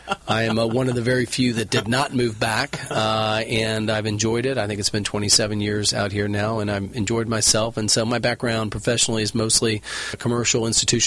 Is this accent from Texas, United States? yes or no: yes; Houston, Texas, United States; moved away as an adult; now in Newport Beach, United States; I grew up in Houston, Texas, went to school at University of Texas. That was the mid-80s.